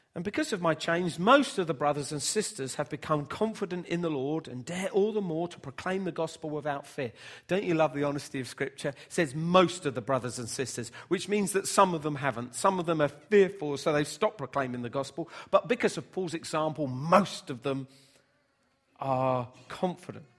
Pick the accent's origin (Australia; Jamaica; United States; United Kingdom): United Kingdom; Bedford, East of England; when I was growing up in Bedford